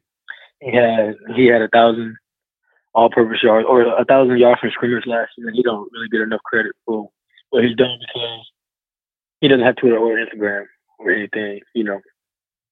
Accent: Florida, United States; moved away as an adult; now in North Carolina, United States; I'm from Florida

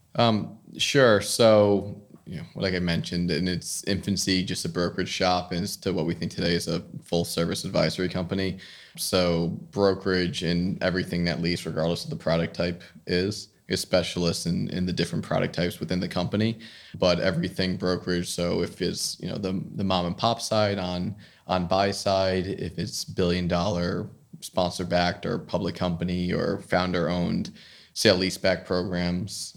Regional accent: New Jersey, United States; also born or lived in Bronx, New York; I grew up in New Jersey, went to school in the Bronx in New York at Fordham

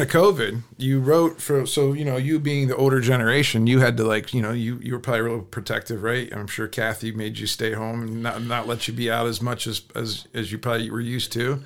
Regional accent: Canton, Ohio, United States; moved away as an adult; now in Pittsburgh, United States; I grew up in Canton

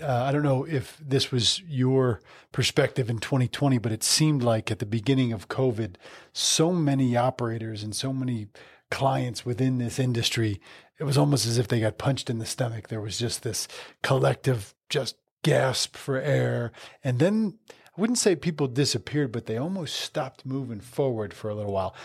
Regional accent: New Jersey, United States; moved away; I grew up in New Jersey

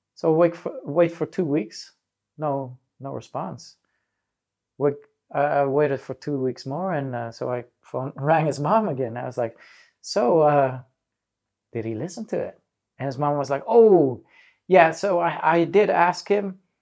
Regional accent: Netherlands; also born or lived in Manila, Philippines / Africa; when I was four years old, we settled out in the Netherlands.

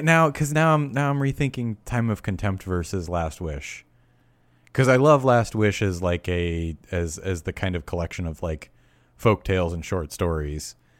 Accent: near Newburgh, New York, United States; Newburgh, New York, which is, uh, very close to my hometown

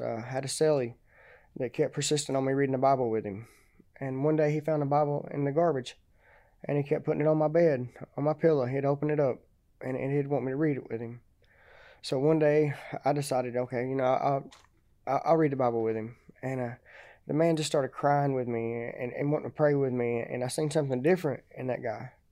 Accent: Chattanooga, Tennessee, United States; I grew up in Chattanooga.

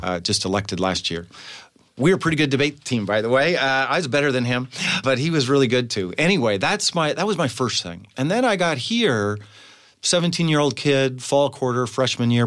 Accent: Butte, Montana, United States; also born or lived in Glasgow, Montana / Bozeman, Montana; I was born in a t, little town called Glasgow, Montana, but I really grew up in a town called Butte, Montana.

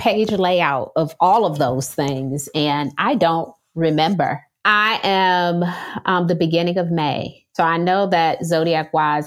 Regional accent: Detroit, Michigan, United States; moved away as an adult; now in Charlotte, United States; I am from Detroit, Michigan, and I am Black. When I was growing up in Detroit

